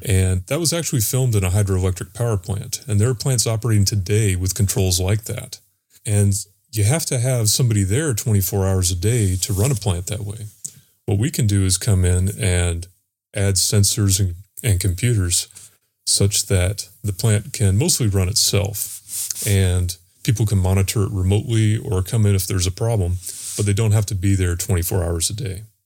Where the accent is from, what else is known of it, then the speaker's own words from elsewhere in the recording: North Carolina, United States; also born or lived in Florida; also from North Carolina